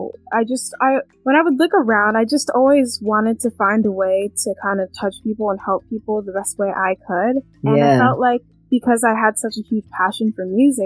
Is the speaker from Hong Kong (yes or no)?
no; Canada; also born or lived in London, England; I was born in England, London, England, but I am from Canada. I moved to Canada when I was